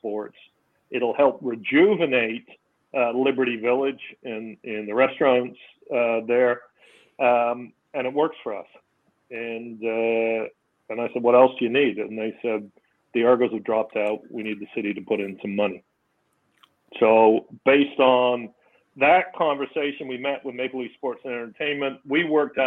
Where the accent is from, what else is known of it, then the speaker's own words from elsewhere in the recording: England, United Kingdom; now in Toronto, Canada; I grew up in England before we immigrated to Canada.